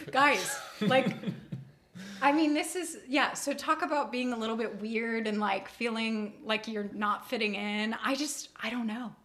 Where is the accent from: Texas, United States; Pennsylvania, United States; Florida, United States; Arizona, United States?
Texas, United States; Austin; also born or lived in Dripping Springs, Texas / Colorado; we moved from Austin ISD to Dripping Springs ISD